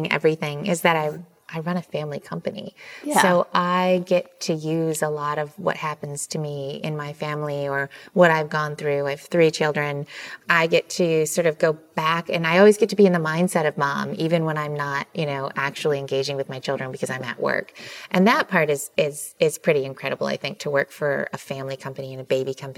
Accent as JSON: {"language": "English", "region": "Michigan", "country": "United States", "tie": "born or raised there", "said": "I grew up in Michigan, so extremely humble beginnings."}